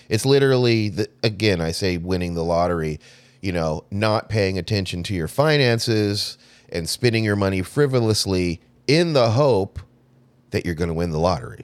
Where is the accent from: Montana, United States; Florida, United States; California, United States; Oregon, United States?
California, United States; Southern; I grew up in Southern California, you know, L A, Hollywoods out there